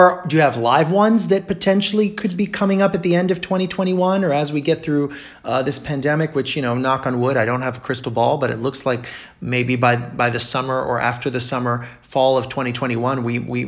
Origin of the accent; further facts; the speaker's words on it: Brazil; moved away; I grew up in Brazil